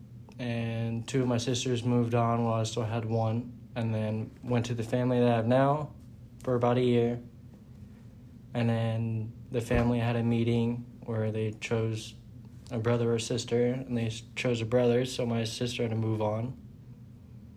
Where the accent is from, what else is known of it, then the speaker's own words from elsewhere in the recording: Kansas, United States; now in Houston, United States; I grew up in Kansas with a family of five